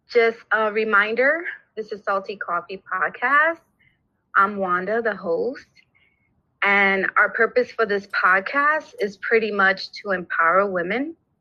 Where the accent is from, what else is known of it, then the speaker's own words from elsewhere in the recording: New York City, New York, United States; I'm from New York, Brooklyn